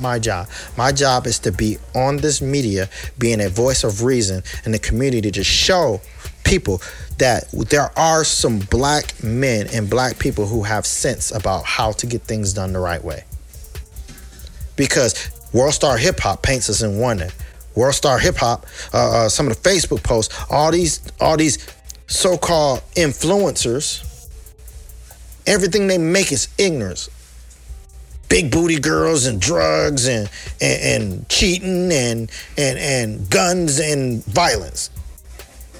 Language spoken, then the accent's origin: English; United States; I'm an American, period. I was born here. I was raised here.